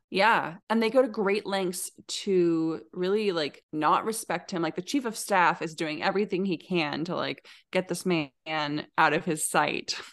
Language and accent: English; Alaska, United States; now in Oregon, United States; I grew up in Alaska